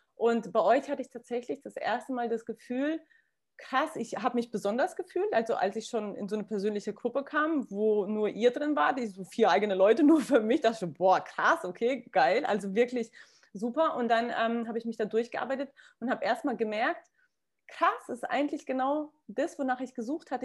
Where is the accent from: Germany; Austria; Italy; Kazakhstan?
Kazakhstan; moved away; ich komme aus Kasachstan, meine Familie legt sehr viel Wert auf Bodenständigkeit